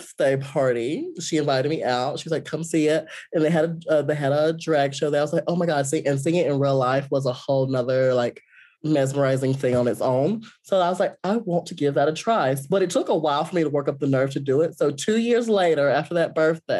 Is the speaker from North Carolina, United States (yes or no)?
yes; Ramseur, North Carolina, United States; growing up in Ramsor